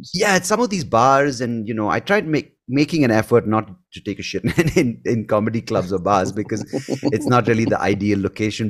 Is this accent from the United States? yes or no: no; Bangalore, Karnataka, India; accent: Indian; first language English; growing up in Bangalore, the emphasis was always, um, being proficient in English